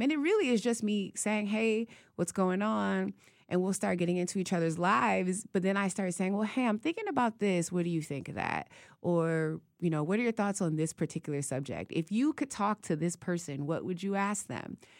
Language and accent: English; Youngstown, Ohio, United States; moved away; growing up in Youngstown is you're halfway between Pittsburgh and Cleveland